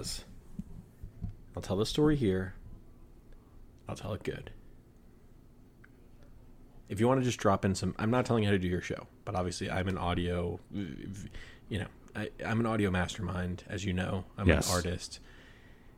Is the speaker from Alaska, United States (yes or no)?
no; Rhode Island, United States; And I'm from Rhode Island. I grew up in Rhode Island.